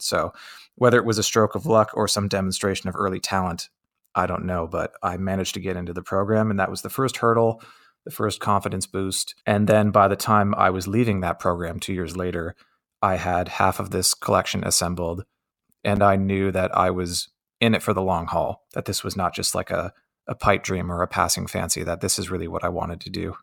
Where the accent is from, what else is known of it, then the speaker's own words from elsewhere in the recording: Windsor, Ontario, Canada; I grew up on America's doorstep